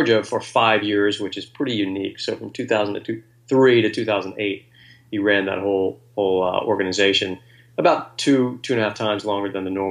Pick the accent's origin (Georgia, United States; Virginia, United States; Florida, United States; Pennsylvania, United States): Virginia, United States; now in Washington, D.C., United States; I grew up in Virginia